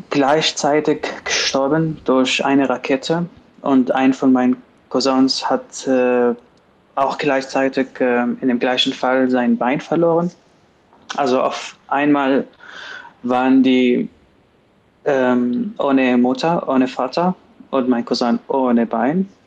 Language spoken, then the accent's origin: German; Damascus, Damascus Governorate, Syria; German is a second language; Aber ich komme aus Damaskus, das ist die Hauptstadt.